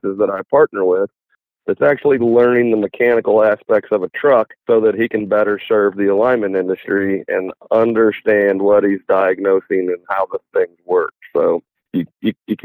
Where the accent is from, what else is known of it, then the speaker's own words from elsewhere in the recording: Sioux Falls, South Dakota, United States; now in Kansas City, United States; I was born in Sioux Falls, South Dakota